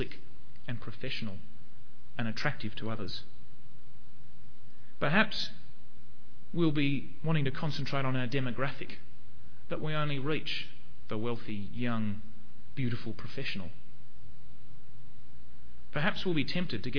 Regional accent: Hobart, Tasmania, Australia; moved away; I used to go to a church in Hobart, in Sandy Bay. That's where I come from. I'm from Tasmania.

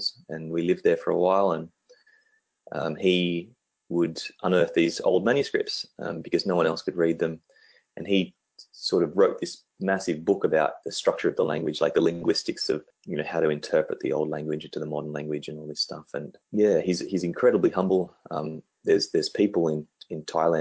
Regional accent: Canberra, Australian Capital Territory, Australia; my hometown where I grew up, which is in Canberra

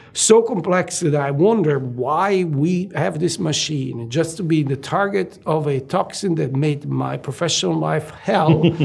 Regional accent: Italy; moved away as an adult; I was born and raised in Italy, and I went to medical school at University of Naples

